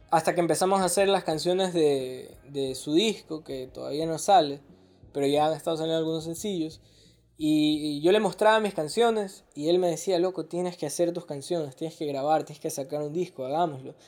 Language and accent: Spanish; Guayaquil, Guayas, Ecuador; somos de puerto